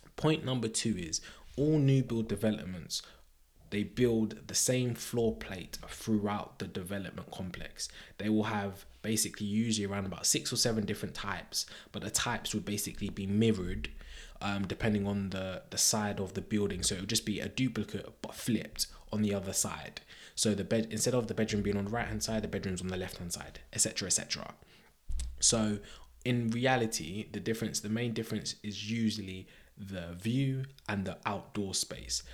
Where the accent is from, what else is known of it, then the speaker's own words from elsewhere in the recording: Croydon, London, United Kingdom; Croydon, Croydon is my hometown